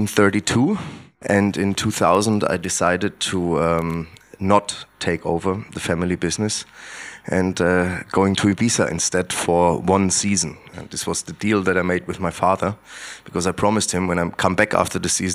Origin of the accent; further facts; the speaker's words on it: Heringen, Hesse, Germany; English is a second language; I'm coming from Heringen, which is a very small village, 180 kilometers north of Frankfurt. And it was very close to the former German border, just 300 meters away, basically. So it was a really, really remote area.